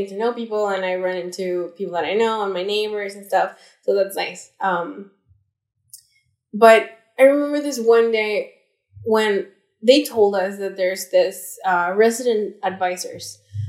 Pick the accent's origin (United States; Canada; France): Canada; Alberta; who said, oh, I think, well, I'm a baby adult, or maybe I'm not, depends on who you ask, because I'm from Alberta, so Alberta's age